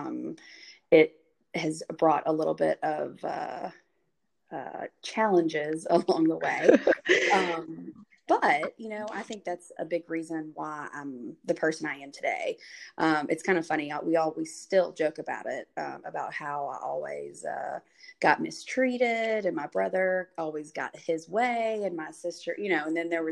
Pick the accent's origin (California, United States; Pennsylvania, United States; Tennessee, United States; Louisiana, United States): Tennessee, United States; Memphis; I am from Memphis, Tennessee, born and raised